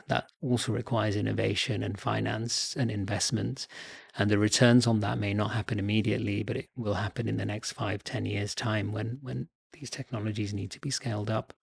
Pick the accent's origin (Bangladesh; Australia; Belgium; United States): Bangladesh; moved away; I'm originally from Bangladesh